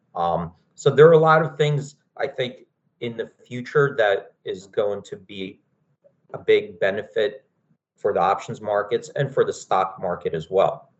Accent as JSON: {"language": "English", "town": "Philadelphia", "region": "Pennsylvania", "country": "United States", "tie": "born or raised there", "said": "I grew up in Philadelphia"}